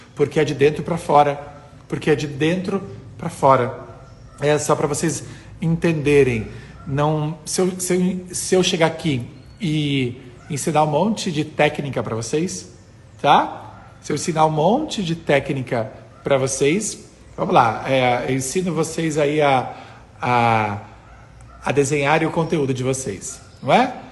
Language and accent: Portuguese; interior of Rio Grande do Sul, Brazil; eu sou do interior do Rio Grande do Sul